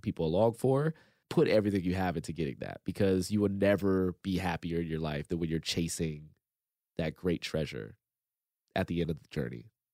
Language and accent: English; Compton, California, United States; I grew up in Compton, didn't really have a whole lot